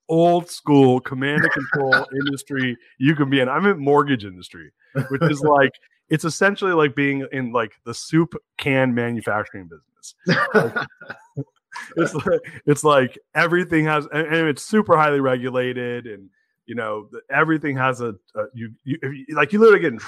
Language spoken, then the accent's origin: English; California, United States; moved away as an adult; now in Austin, United States; I'm originally from California